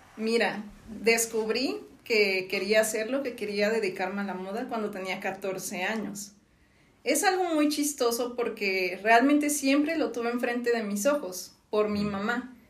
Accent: Villahermosa, Tabasco, Mexico; moved away as an adult; now in Mexico City, Mexico; yo nací en Villahermosa, Tabasco

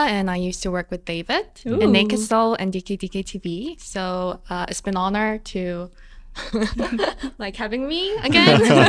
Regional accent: Busan, South Korea; Really? Yeah, we're both from Busan.

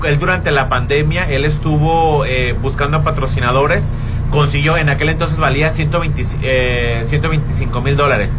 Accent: Mexico; somos mexicanos

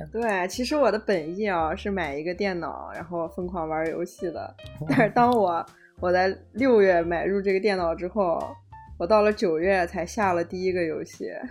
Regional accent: Northwest China, China; 我们西北人都喜欢那些油泼辣子拌碳水

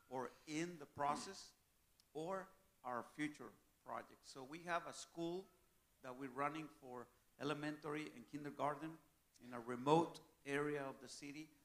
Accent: Mexico; I serve the Methodist Church of Mexico. I'm a missionary with Global Ministries, and I'm serving in my home country.

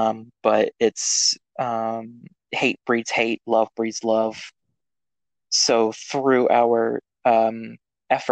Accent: Texas, United States; I am from Texas.

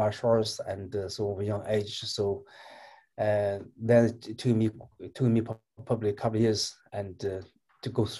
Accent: Northwest China, China; moved away; I'm Chinese, and I was born in China

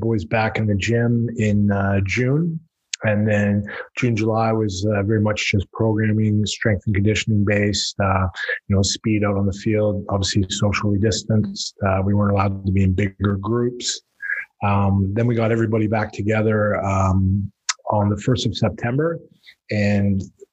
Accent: Squamish, British Columbia, Canada; Growing up in Squamish, there was no organized rugby here on the West Coast

